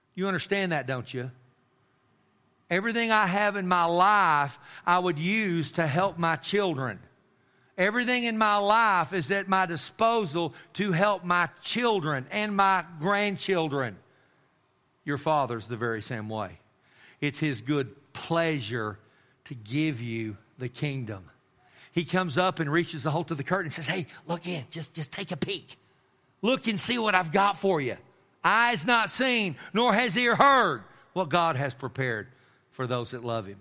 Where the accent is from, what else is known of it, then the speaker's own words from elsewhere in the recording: Amarillo, Texas, United States; I grew up in Amarillo, Texas, and I lived in one house all of my life